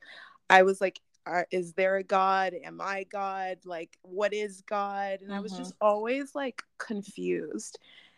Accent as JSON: {"language": "English", "country": "Nigeria", "said": "Well, I actually grew up Christian, and I am Nigerian, and so we grew up going to like super African churches every other Sunday."}